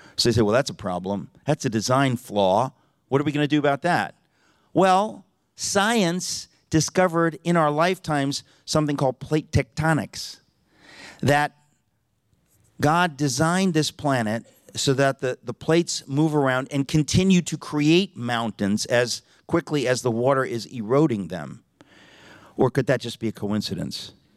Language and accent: English; Connecticut, United States; now in New York City, United States; I grew up in Connecticut